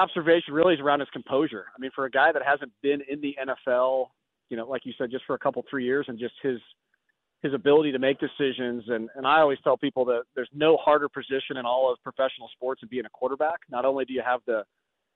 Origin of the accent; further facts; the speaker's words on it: Iowa City, Iowa, United States; born and raised in Iowa City